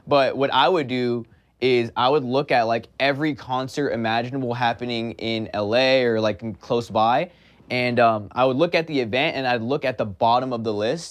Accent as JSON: {"language": "English", "town": "Pasadena", "region": "California", "country": "United States", "tie": "born or raised there", "said": "I was born and raised in Los Angeles, California, more specifically a small town called Pasadena"}